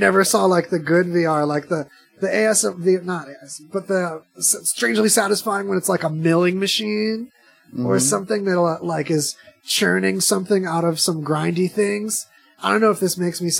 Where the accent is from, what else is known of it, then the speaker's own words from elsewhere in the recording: California, United States; now in Las Vegas, United States; growing up in California